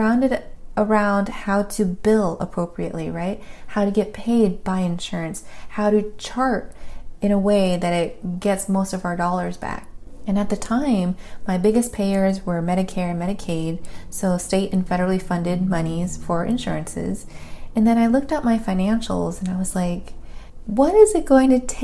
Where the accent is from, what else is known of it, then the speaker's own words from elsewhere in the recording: California, United States; as a Californian girl